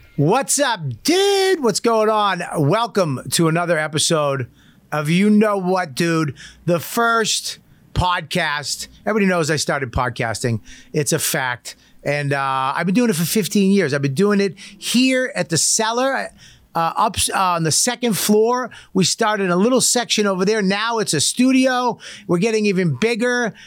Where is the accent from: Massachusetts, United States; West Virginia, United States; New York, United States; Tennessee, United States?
Massachusetts, United States; Medford; I grew up in Medford